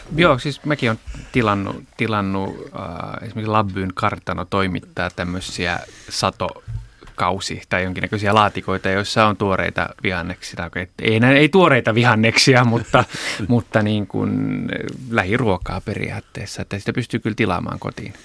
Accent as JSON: {"language": "Finnish", "country": "Japan", "tie": "born or raised there", "moved": "yes", "lives_now": "Finland", "said": "mähän itse olen kasvanut Japanissa"}